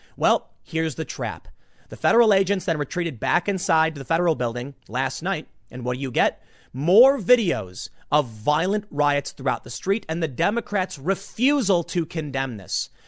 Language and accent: English; Chicago, Illinois, United States; I'm from Chicago